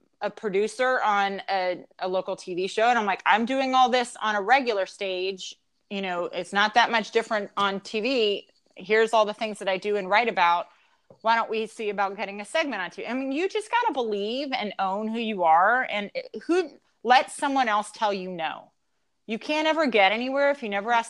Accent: Louisiana, United States; we're from Louisiana

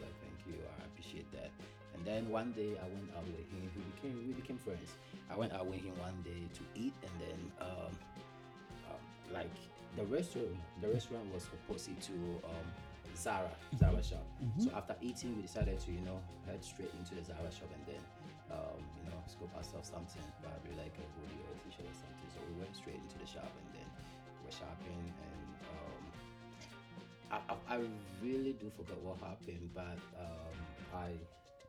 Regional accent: Western Region, Ghana; moved away as an adult; also born or lived in Kumasi, Ghana / Accra, Ghana; now in China; I lived in Kumasi for a couple of years, and then we relocated back to Pristia, that's in the Western region. Yeah, to live with our mom. Yeah, so that's where I've been my entire life

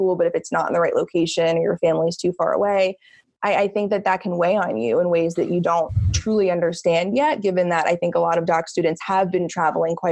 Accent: New Jersey, United States; moved away as an adult; also born or lived in Florida / Colorado; I am from New Jersey originally

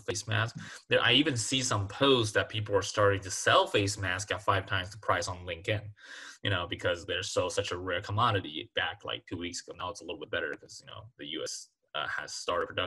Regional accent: Taiwan; now in United States; I came from Taiwan

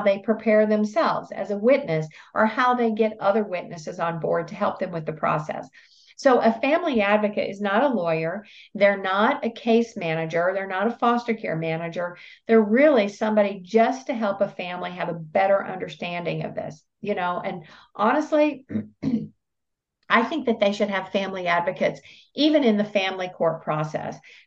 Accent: Tennessee, United States; I'm from Tennessee

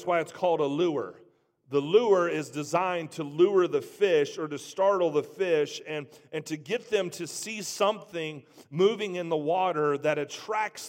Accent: Trotwood, Ohio, United States; I grew up in Trotwood

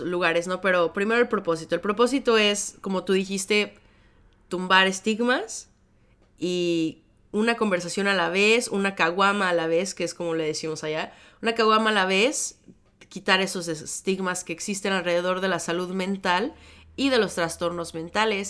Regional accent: Mexico; now in Chicago, United States; yo vengo de México originalmente, ahora vivo en Chicago

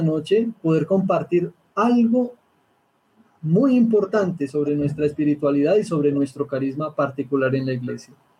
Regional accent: Bogotá, Bogotá Capital District, Colombia; Al igual que el padre Guillermo, soy bogotano

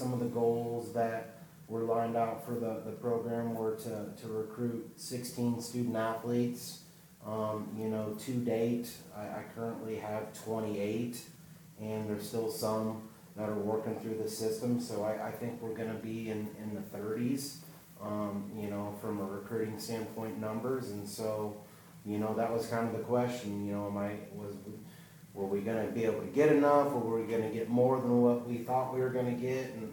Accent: Kansas, United States; I grew up in Kansas

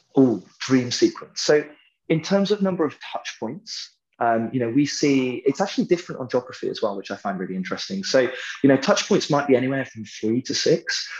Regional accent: United Kingdom; I'm British

